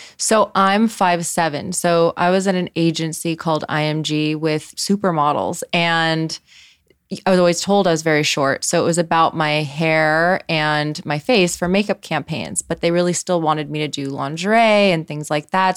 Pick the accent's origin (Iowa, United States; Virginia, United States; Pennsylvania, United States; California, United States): California, United States; Los Angeles; grew up in Los Angeles